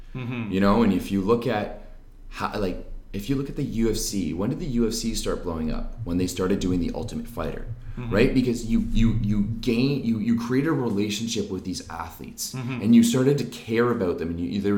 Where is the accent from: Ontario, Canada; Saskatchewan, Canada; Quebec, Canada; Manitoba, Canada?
Ontario, Canada; Ottawa; I'm from Ottawa. {S0} Yes. {S1} This is the town I grew up in.